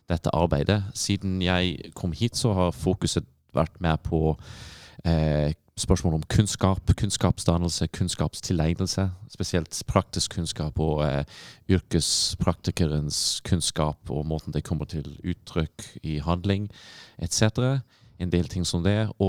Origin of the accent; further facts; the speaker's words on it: Dublin, Leinster, Ireland; Norwegian is a second language; moved away as an adult; also born or lived in Stavanger, Norway; now in Bodø, Norway; det er jeg eh, opprinnelig fra Dublin i Irland.